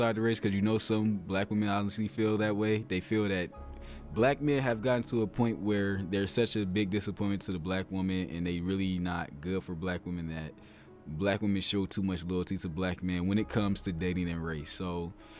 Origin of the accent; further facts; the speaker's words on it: Ohio, United States; an Ohio boy